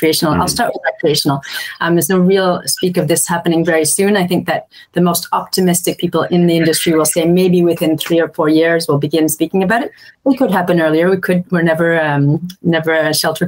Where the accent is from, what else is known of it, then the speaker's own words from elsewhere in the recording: Canada; moved away as an adult; now in Montélimar, France; when I was growing up in Canada